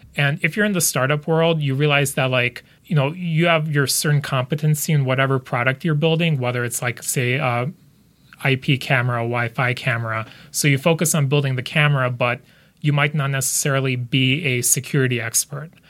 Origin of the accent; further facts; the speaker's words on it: United States; also born or lived in Lithuania; I grew up in the U S